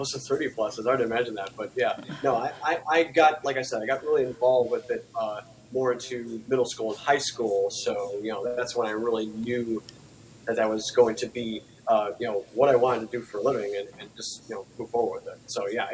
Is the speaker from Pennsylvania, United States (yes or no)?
no; Cleveland, Ohio, United States; now in Florida, United States; I'm originally from Cleveland, Ohio. We live right by Cleveland Hopkins